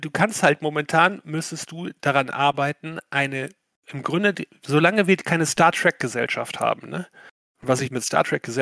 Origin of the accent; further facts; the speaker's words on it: Schleswig-Holstein, Germany; Ich komme aus Schleswig-Holstein, da gibt es eh mehr Windräder als Menschen.